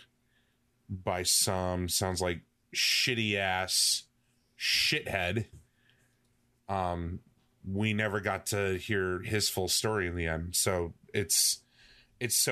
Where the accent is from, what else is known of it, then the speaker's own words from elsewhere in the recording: United States; I'm an American